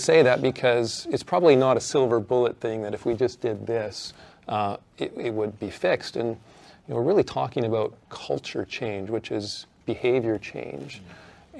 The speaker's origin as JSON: {"language": "English", "country": "Canada", "moved": "yes", "lives_now": "Australia", "said": "as the Canadian"}